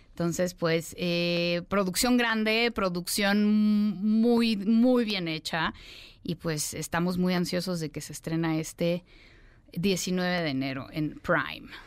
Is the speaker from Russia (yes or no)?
yes; Russia; first language ru; Spanish is a second language; Soy rusa. Entonces yo nací en, la ex Unión Soviética de padres rusos y estudié ruso, en ruso toda mi vida.